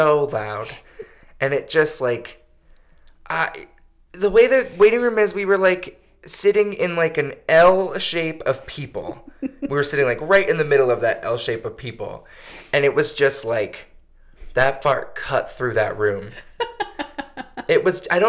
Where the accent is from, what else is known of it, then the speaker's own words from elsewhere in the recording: Connecticut, United States; accent: Connecticut accent; I grew up in Connecticut